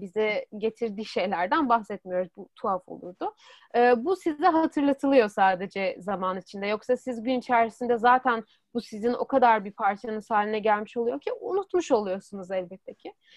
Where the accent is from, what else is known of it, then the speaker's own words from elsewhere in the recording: Istanbul, Turkey; moved away as an adult; now in Europe; İstanbul'da doğdum. İstanbul'da büyüdüm